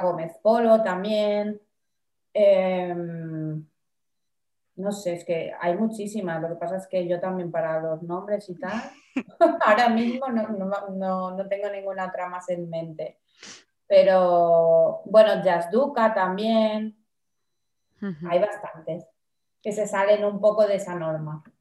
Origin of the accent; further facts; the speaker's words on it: Palma, Balearic Islands, Spain; moved away as an adult; also born or lived in Barcelona; ahora desde hace tres años he vuelto a mi ciudad natal a vivir